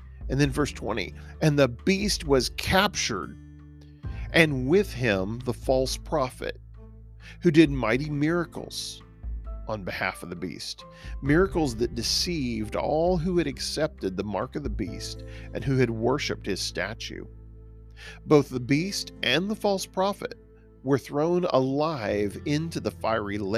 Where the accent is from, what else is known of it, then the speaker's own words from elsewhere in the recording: Texas, United States; I'm a Texan.